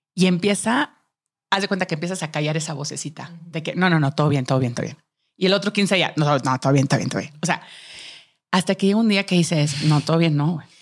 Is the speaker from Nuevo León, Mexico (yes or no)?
yes; Monterrey, Nuevo León, Mexico; moved away as an adult; now in Mexico City, Mexico; yo soy de Monterrey, eh, crecí y estudié ahí